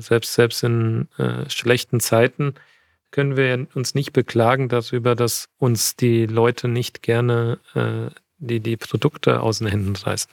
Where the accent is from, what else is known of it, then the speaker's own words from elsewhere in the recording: near Frankfurt, Hochtaunuskreis, Hesse, Germany; moved away as an adult; now in Munich, Germany; Ich bin, ich bin bei Frankfurt aufgewachsen und äh, im Hochtaunuskreis